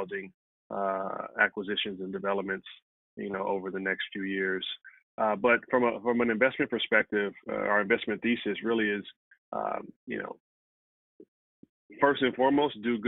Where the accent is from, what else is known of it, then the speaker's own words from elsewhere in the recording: Compton, California, United States; also born or lived in Stanford; I'm from Compton originally